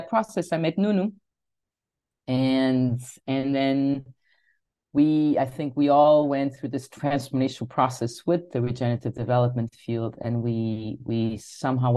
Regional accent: Lisbon, Portugal; I am from Lisbon. That's where I am right now.

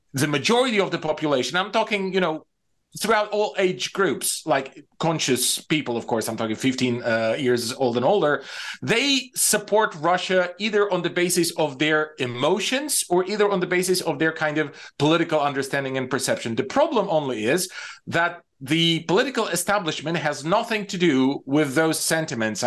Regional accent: Bulgaria; moved away; I'm mostly Bulgarian

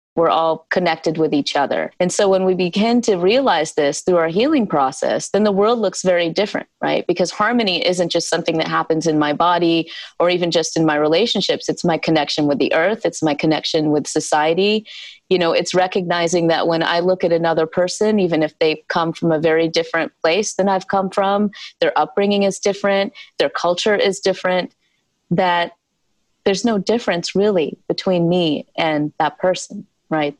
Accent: South Carolina, United States; born or raised there

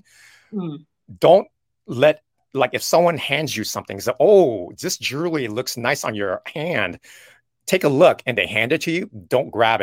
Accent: United States; even though I'm Chinese, but yet when I go to China, they know I'm an American

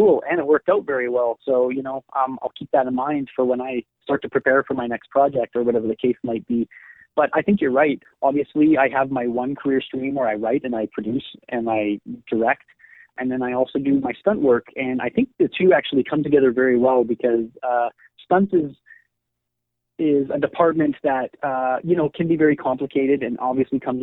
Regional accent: Winnipeg, Manitoba, Canada; I'm from Winnipeg

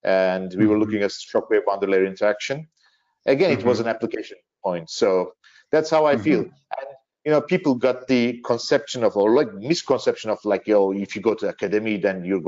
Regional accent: Turkey; also born or lived in Manchester, United Kingdom / Belgium; in 2013, me and my wife, we shifted back to Turkey, and I started working for GE Aviation in Turkey

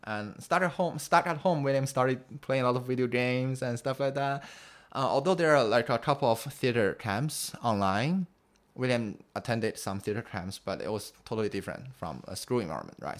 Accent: Beijing, China; English is a second language; also born or lived in United States; growing up in Beijing

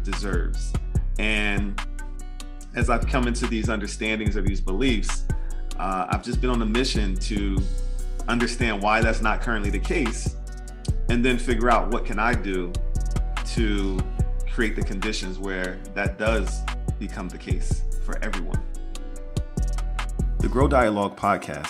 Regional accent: Philadelphia, Pennsylvania, United States; I'm just a kid from West Philly

